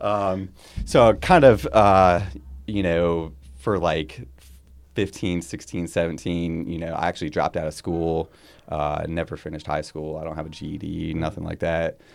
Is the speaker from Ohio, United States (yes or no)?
no; Florida, United States; now in Baltimore, United States; growing up in Florida